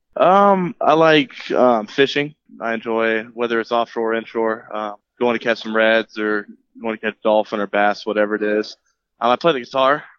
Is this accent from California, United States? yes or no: no; Jacksonville, Florida, United States; I grew up in Jacksonville pretty much my whole life